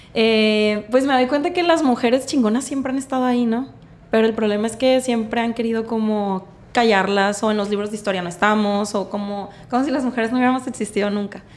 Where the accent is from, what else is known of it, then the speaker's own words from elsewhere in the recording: Mazatlán, Sinaloa, Mexico; also born or lived in Mexico City / Guadalajara; nací en Mazatlán, toda mi vida Mazatlán. Pero me fui un ratito a Ciudad de México, Guadalajara